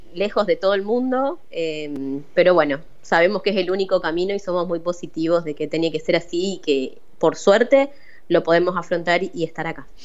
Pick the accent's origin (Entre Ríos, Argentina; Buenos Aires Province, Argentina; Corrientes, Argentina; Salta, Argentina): Entre Ríos, Argentina; Paraná; moved away as an adult; now in Rosario, Argentina; Yo soy de Paraná. Eh, después, bueno, me fui a vivir a Rosario por mis estudios